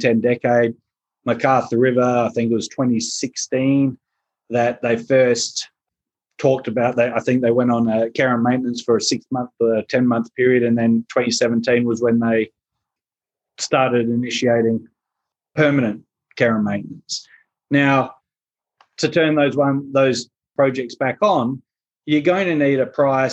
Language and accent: English; South Australia, Australia; moved away; my home state